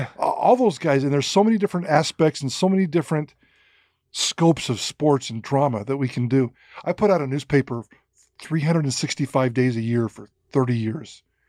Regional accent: Twin Falls, Idaho, United States; I grew up a Big Red Machine fan. When you're growing up in Twin Falls in the 70s

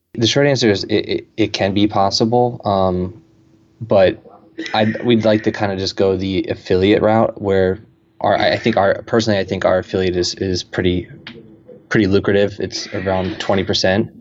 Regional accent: Camden, New Jersey, United States; I'm from Camden, New Jersey

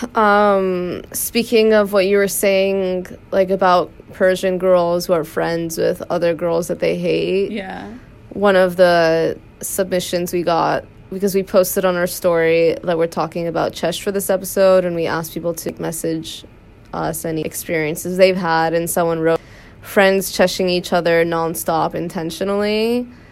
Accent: United States; we grew up in America

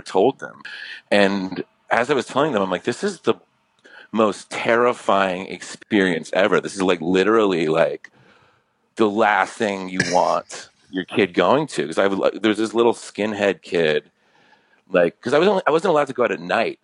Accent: New York, United States; I grew up in New York

